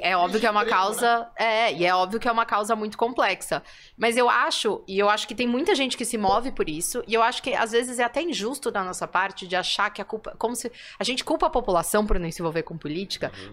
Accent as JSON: {"language": "Portuguese", "region": "São Paulo", "country": "Brazil", "said": "eu sou de São Paulo"}